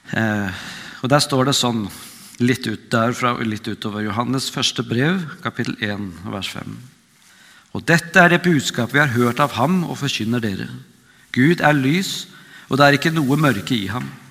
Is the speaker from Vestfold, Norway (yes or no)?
yes; Vestfold, Norway; moved away as an adult; also born or lived in Oslo; now in Nærbø, Norway; Jeg er fra Vestfold, men bor nå på, på Nærbø